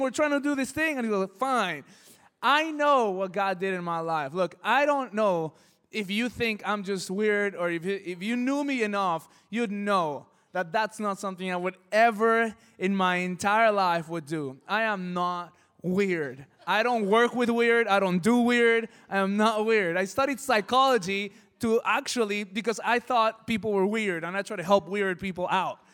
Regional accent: El Monte, California, United States; I come from El Monte, it's a crazy city, things get stolen

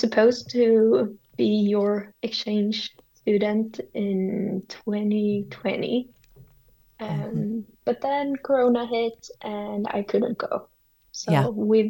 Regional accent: Sweden; I grew up in the same city I live in now

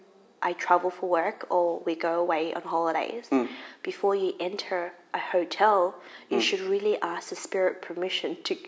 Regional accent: Melbourne, Victoria, Australia; I was brought up in Melbourne and I was quite young.

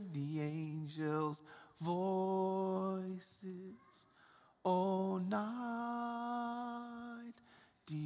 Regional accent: Atlanta, Georgia, United States; I grew up in Atlanta, Georgia, and I have four brothers and a sister

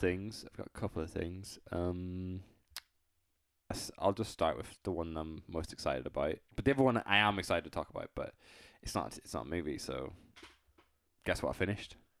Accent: United Kingdom; I'm British

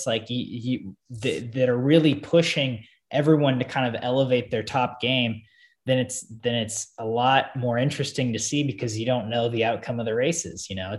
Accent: United States; as an American

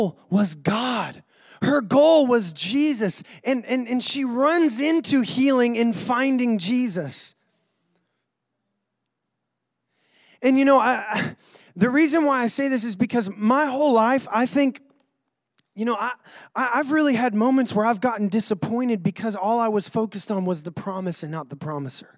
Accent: North Carolina, United States; accent: North Carolina; now in Rockport, United States; my accent is from North Carolina

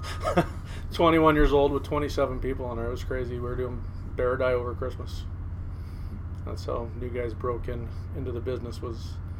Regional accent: Aberdeen, Washington, United States; I was born in Aberdeen, Washington, 1968.

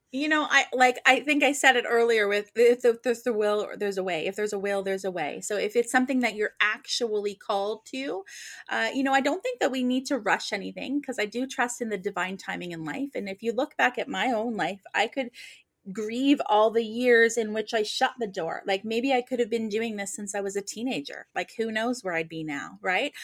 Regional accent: Nova Scotia, Canada; moved away as an adult; I was born and raised in Nova Scotia

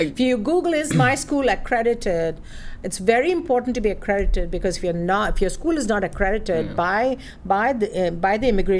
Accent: India; now in United States; I'm originally from India, via some other countries.

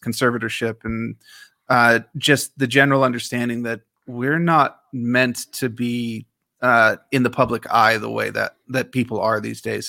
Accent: Washington, District of Columbia, United States; I grew up in Washington, D C

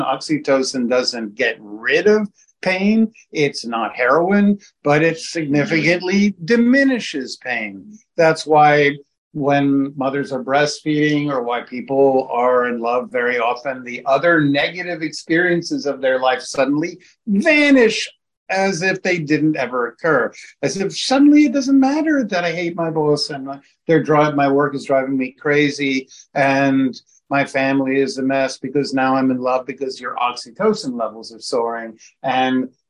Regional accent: New York, United States; I'm from New York.

